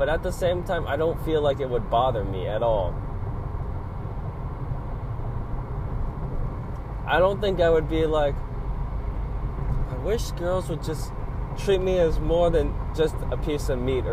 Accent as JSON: {"language": "English", "town": "Los Angeles", "region": "California", "country": "United States", "said": "I'm from, like, East LA. Like, I'm not from Hollywood, but I'm from East LA, like, from basically this area."}